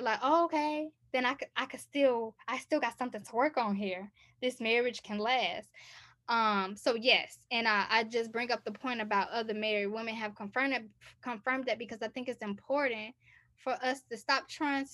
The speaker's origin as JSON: {"language": "English", "country": "United States", "tie": "born or raised there", "also_born_or_lived": "Texas / Chicago, Illinois", "said": "growing up in Texas, growing up in Chicago"}